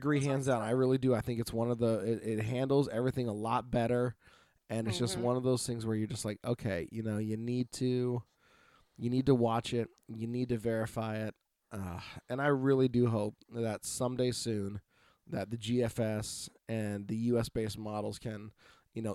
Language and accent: English; Oregon, United States; from Oregon.